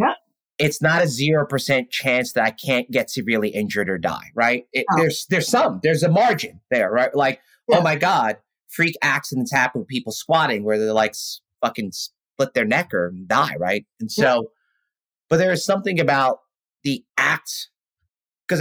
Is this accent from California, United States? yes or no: no; New York City, New York, United States; I grew up around so many Caribbeans growing up in East Flatbush and in South Ozone Park, Queens